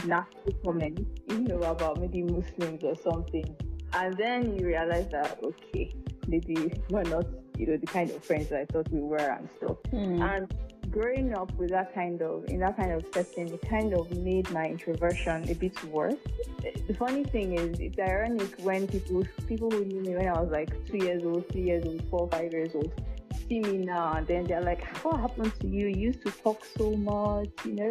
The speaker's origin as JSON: {"language": "English", "region": "Enugu State", "country": "Nigeria", "tie": "born or raised there", "said": "I grew up in Igbo land"}